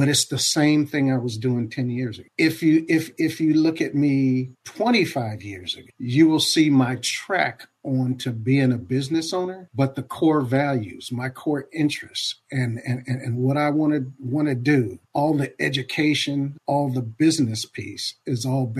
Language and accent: English; Compton, California, United States; I grew up mainly in the Los Angeles area. I'm a survivor of Compton